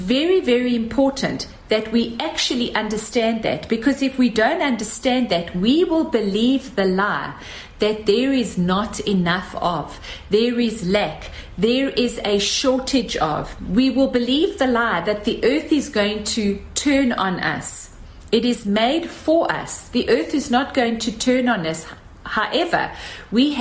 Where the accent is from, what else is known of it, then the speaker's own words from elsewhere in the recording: South Africa; as South African women